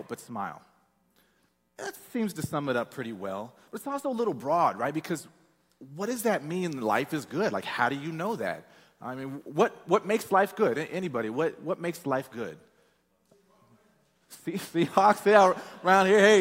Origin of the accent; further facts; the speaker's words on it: Peoria, Illinois, United States; moved away as an adult; I'm from Peoria, Illinois. It's a small town.